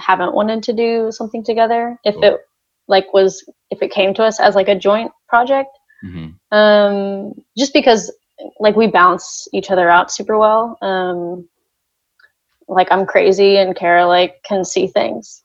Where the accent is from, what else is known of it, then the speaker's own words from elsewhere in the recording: Texas, United States; I grew up in Valpo, Texas. Very tiny, tiny town